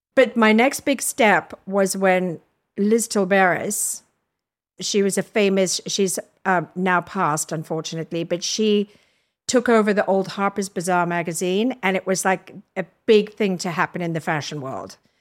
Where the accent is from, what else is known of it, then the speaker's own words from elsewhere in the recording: Durban, KwaZulu-Natal, South Africa; moved away as an adult; also born or lived in Zambia / Cape Town; now in New York City, United States; left my hometown, which is Durban